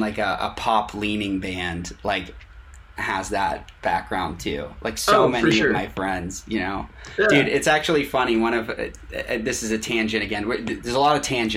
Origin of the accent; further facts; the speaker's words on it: Boston, Massachusetts, United States; I'm from Boston, which is where I am now, I'm just visiting family